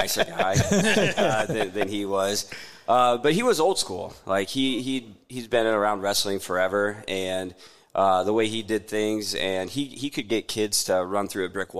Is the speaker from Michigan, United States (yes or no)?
no; Tekamah, Nebraska, United States; I'm from Tecama, Tecama Herman.